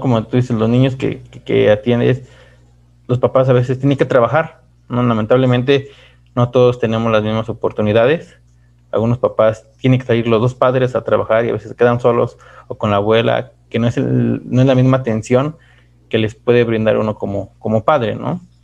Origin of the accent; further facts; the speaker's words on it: Mexico; de nuestros hermanos mexicanos